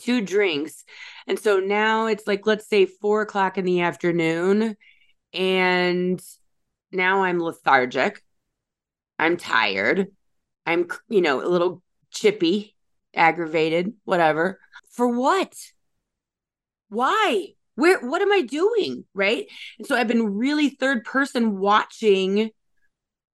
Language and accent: English; Chicago, Illinois, United States; also born or lived in Michigan; my hometown here in the Chicagoland area